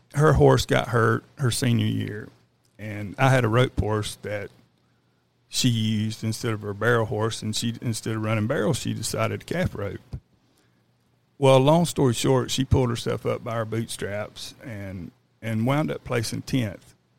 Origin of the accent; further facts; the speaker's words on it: Florida, United States; moved away as an adult; now in Texas, United States; I'm, I'm actually from Florida